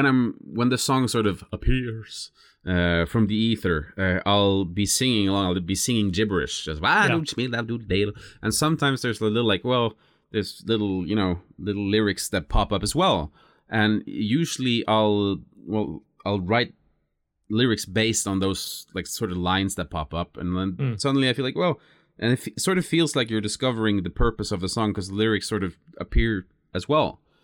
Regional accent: Lindesnes, Agder, Norway; English is a second language; are being manufactured not far from where my hometown is, Lindesnes, actually.

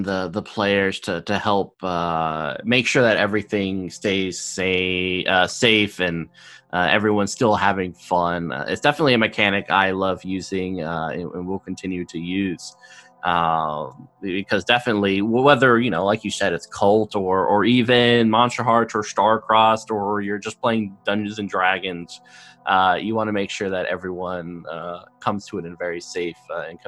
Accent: United States; coming from the West as an American

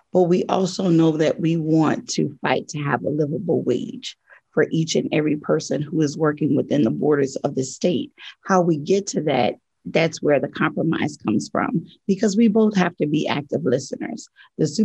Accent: Louisiana, United States; moved away as an adult; now in West Virginia, United States; I am originally from Louisiana, born and raised. And so I decided to stay after moving here in 2010 when my ex husband moved back down south. And so West Virginia is my second chance home.

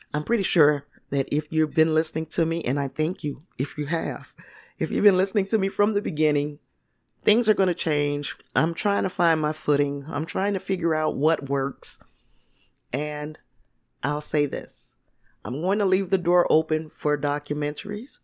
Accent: Indiana, United States; I'm from Indiana

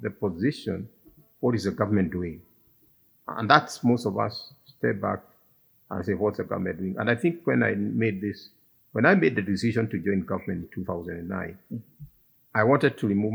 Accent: Kiambu County, Kenya; I come from Kiambu

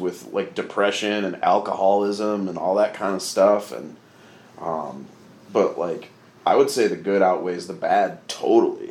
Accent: Grand Rapids, Michigan, United States; My hometown is Grand Rapids

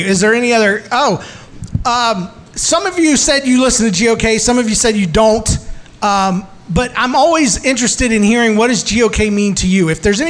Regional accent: St. Louis, Missouri, United States; moved away; We grew up. I moved away from St. Louis.

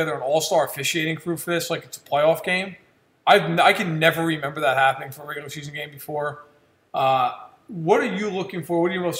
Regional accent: New York, United States; I'm at heart, I'm a New Yorker

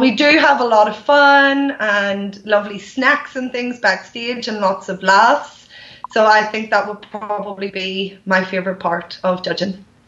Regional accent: Ireland; I have a dance studio in my hometown.

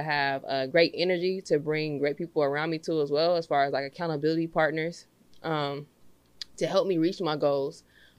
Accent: Los Angeles, California, United States; I'm from Los Angeles, California. I'm from the Crenshaw District. So growing up in that environment

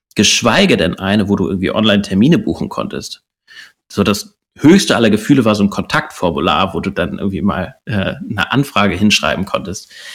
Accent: Hamburg, Germany; Hamburger Jung

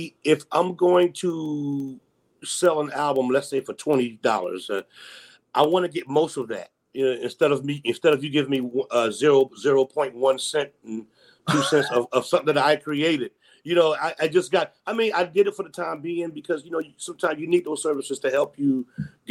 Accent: Newark, New Jersey, United States; I'm from Newark, New Jersey originally

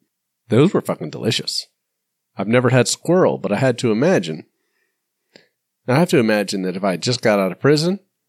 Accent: northern suburb of Atlanta, Georgia, United States; To be fair, I'm not from Hotlanta. I'm a northern suburb.

